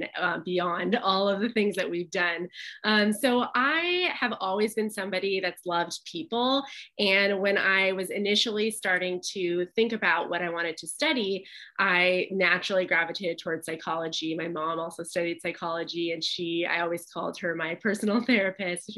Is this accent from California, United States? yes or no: yes; Pasadena, California, United States; my hometown in Pasadena